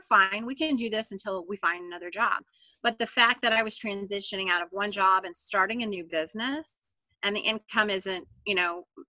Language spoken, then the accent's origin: English; Florida, United States; born there; Now, I was born in Florida.